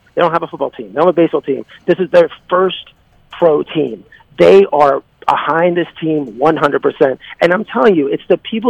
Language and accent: English; Pittsburgh, Pennsylvania, United States; I grew up in Pittsburgh and around Pittsburgh